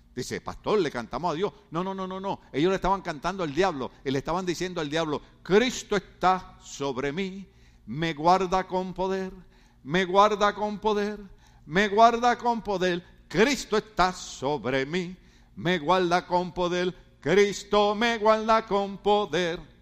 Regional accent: Ponce, Puerto Rico; now in California, United States; yo soy de una de las mejores ciudades de Puerto Rico. Se llama Ponce

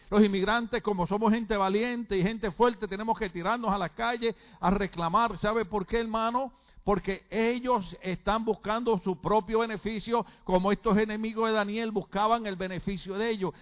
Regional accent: Puerto Rico; moved away; en mi país por muchos años, a pesar de que yo venía de un partido revolucionario que creía en la independencia de Puerto Rico

